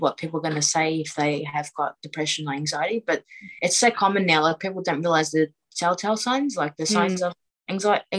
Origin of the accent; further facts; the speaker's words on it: Melbourne, Victoria, Australia; I brought up in Australia. Like, I'm Australian